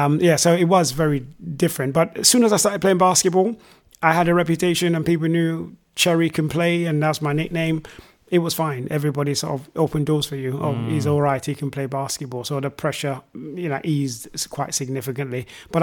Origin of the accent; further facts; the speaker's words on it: Zimbabwe; moved away; also born or lived in Nigeria; Especially, I came from Zimbabwe. I lived in Nigeria, moved to Zimbabwe, which is actually just had taken independence from Britain.